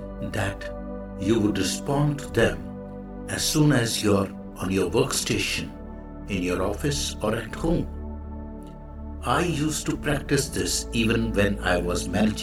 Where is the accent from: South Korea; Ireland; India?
India; the Indian monk